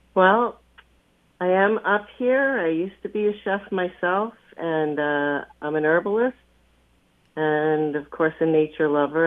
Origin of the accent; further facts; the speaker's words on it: Long Island, New York, United States; I grew up on Long Island